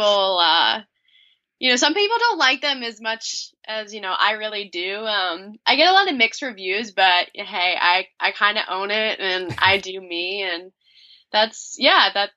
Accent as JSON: {"language": "English", "town": "Ossining", "region": "New York", "country": "United States", "tie": "born or raised there", "also_born_or_lived": "Bronxville, New York", "said": "I was technically born in the Bronxville Hospital, but I've lived and grew up in Ossining my whole life."}